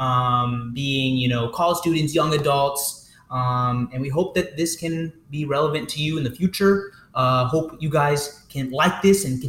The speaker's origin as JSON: {"language": "English", "region": "Georgia", "country": "United States", "tie": "born or raised there", "said": "I was born and raised in Georgia."}